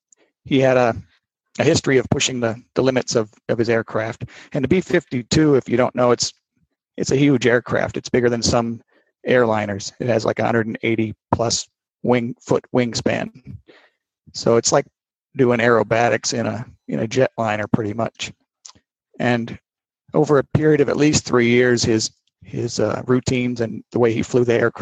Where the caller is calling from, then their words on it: Spokane, Washington, United States; I'm in the Spokane, Washington area.